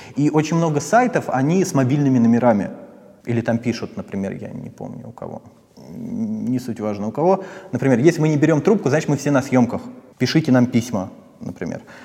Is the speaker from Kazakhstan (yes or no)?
no; Posad, Moscow Oblast, Russia; Я из Подмосковья, из Посада